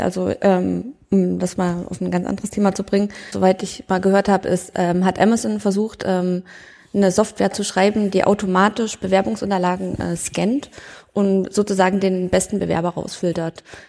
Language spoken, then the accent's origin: German; Thuringia, Germany; ich komme nur aus Thüringen, aber nicht aus der Ecke